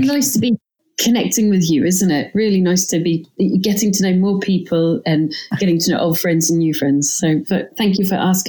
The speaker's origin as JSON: {"language": "English", "town": "Glasgow", "region": "Scotland", "country": "United Kingdom", "tie": "born or raised there", "accent": "English", "said": "Although I have an English accent and my parents are English. I grew up in Glasgow and my parents had gone there."}